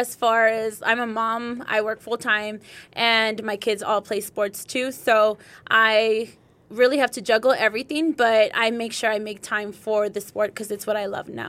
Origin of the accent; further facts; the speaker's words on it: San Diego, California, United States; now in El Paso, United States; So, I am originally from San Diego, California.